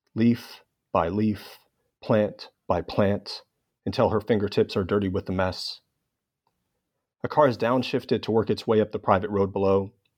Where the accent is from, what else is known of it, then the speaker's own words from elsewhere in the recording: Los Angeles, California, United States; my hometown of Los Angeles